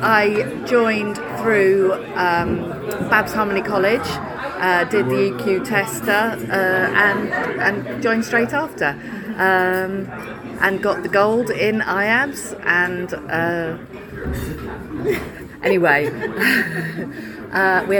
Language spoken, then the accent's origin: English; Cornwall, South West England, United Kingdom; from Cornwall